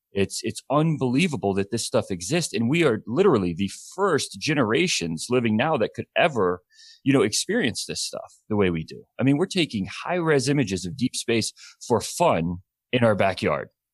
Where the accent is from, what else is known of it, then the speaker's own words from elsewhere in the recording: Alabama, United States; also born or lived in Tennessee; now in California, United States; I grew up in Alabama and then moved to Tennessee